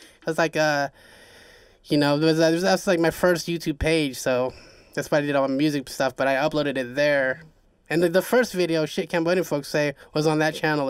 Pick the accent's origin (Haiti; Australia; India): Haiti; accent: Haitian; my Haitian accent, because I have Jamaican homies out here, so it's like, it kind of like stuck with me